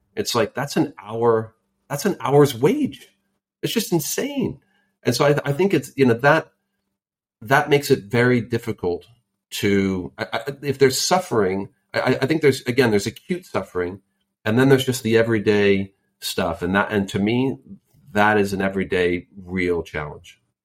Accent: Silicon Valley, California, United States; And I grew up in Silicon Valley. I literally grew up there and then also started my career there

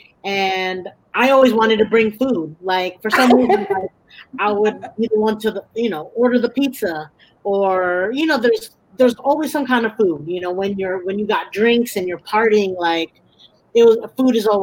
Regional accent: Bay Area, California, United States; also born or lived in New Jersey; growing up in the Bay Area

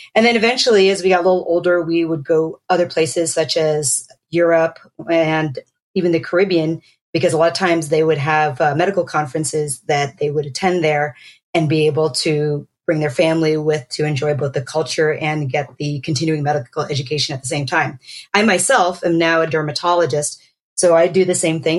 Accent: Pennsylvania, United States; also born or lived in Boston, Massachusetts; I grew up in Pennsylvania. I was born in Boston, and uh, my parents were from the Philippines originally

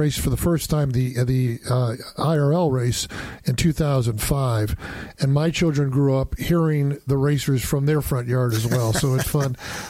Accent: Indianapolis, Indiana, United States; now in St. Petersburg, United States; I'm from Indianapolis, and when you live in Indianapolis for more than a year, there's a requirement that you have to become a passionate IndyCar fan, and I am.

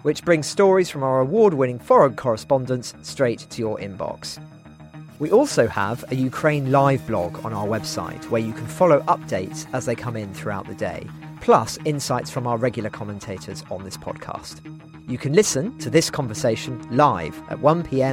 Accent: Norwich, East of England, United Kingdom; Norwich on the podcast. That's my hometown

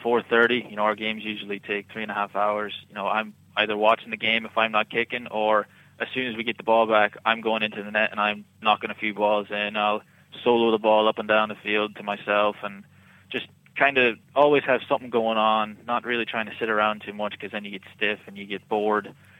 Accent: United States; also born or lived in Monaghan, Ireland; we've been living in America our whole lives, but we spent pretty much every summer over in Monaghan.

